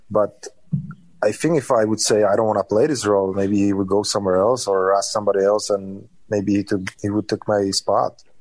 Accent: Czechia; born or raised there

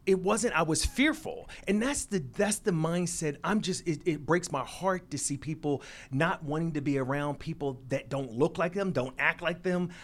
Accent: Philadelphia, Pennsylvania, United States; moved away as an adult; also born or lived in Seattle, Washington / Los Angeles / Twin Cities; I was born and raised in Philadelphia, went to undergrad in Seattle, Washington

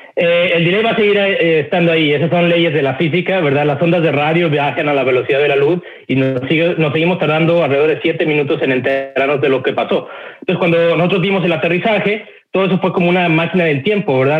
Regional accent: Mexico; moved away as an adult; now in United States; yo soy nacido y crecido en México, eh, estuve en México 20 años, eh, emigré a los Estados Unidos

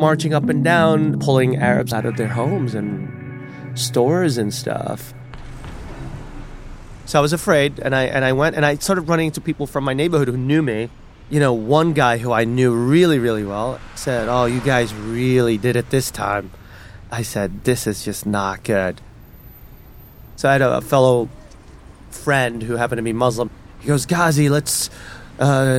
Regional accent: New York City, New York, United States; accent: Brooklyn; I'm definitely from Brooklyn.

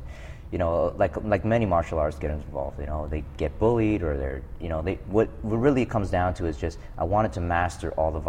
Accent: New York City, New York, United States; I grew up in New York City in the South Bronx. It's probably, pretty rough area as far as New York City goes.

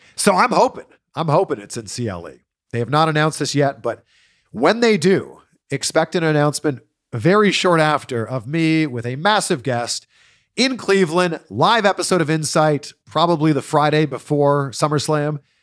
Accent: Pickering, Ontario, Canada; Pickering, my hometown

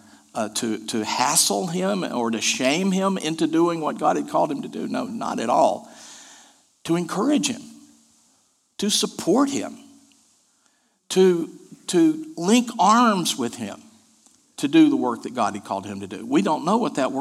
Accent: Asheville, North Carolina, United States; The church I grew up in Asheville, North Carolina

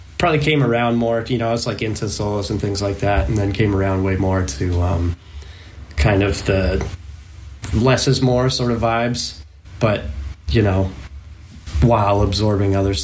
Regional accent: Maine, United States; the area that I grew up in Maine

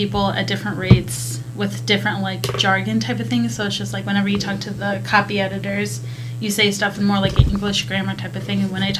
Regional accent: Belvidere, Illinois, United States; I'm from a town called Belvedere.

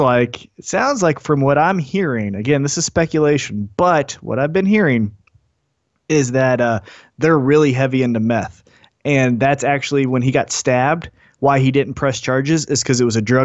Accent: United States; As American

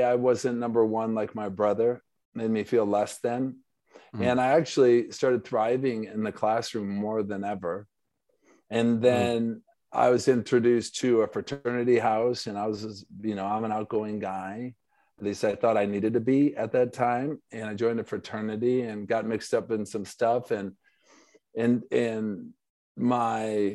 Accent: Grand Rapids, Michigan, United States; also born or lived in Ludington, Michigan; we moved from Ludington to Grand Rapids, Michigan, went to East Grand Rapids High School

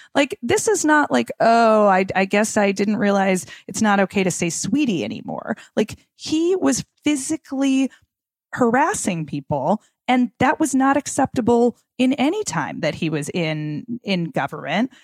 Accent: Minnesota, United States; I'm from Minnesota

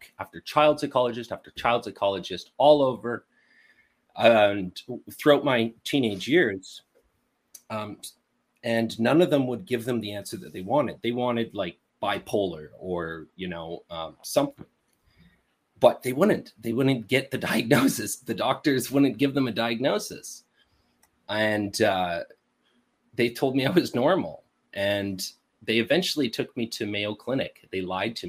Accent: Montreal, Quebec, Canada; born or raised there; also born or lived in Winnipeg, Manitoba

